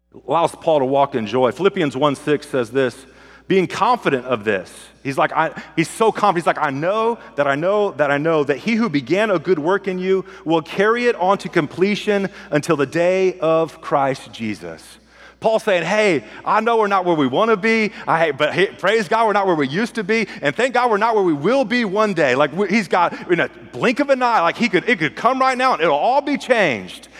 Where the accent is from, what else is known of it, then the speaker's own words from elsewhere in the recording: California, United States; I'm from California